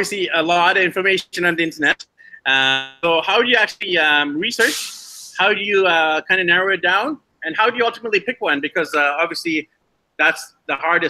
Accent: Vancouver, British Columbia, Canada; I'm from Vancouver

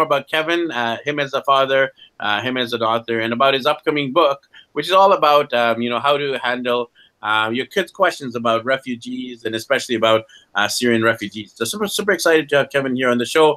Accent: Vancouver, British Columbia, Canada; my hometown in Vancouver, Canada

